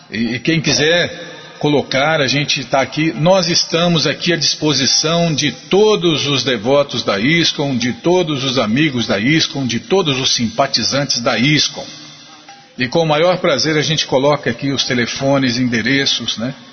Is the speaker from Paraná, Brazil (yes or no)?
yes; Curitiba, Paraná, Brazil; now in Cuiabá, Brazil; sou natural de Curitiba, Paraná e moro atualmente em Cuiabá, Mato Grosso, onde trabalho e resido com a minha família.